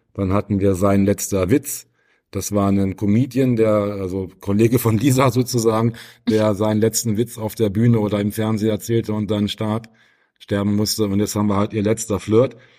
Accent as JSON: {"language": "German", "town": "Wolfenbüttel", "region": "Lower Saxony", "country": "Germany", "tie": "born or raised there", "moved": "yes", "said": "in Wolfenbüttel in meiner alten Heimat"}